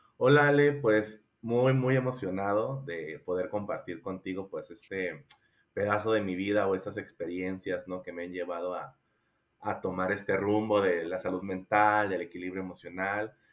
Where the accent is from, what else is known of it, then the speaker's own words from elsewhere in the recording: Coatzacoalcos, Veracruz, Mexico; now in Querétaro, Mexico; soy originario de Coatzacoalcos, Veracruz